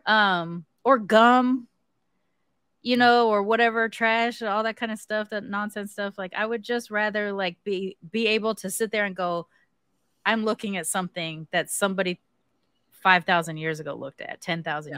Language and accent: English; California, United States; I'm from California